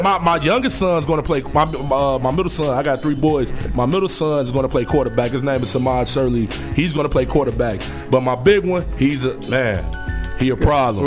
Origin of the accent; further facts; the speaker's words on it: Chicago, Illinois, United States; I'm from the West Side